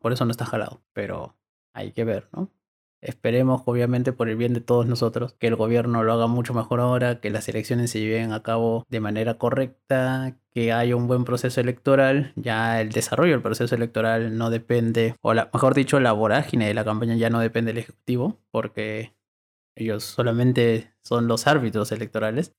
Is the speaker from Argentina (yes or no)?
no; Peru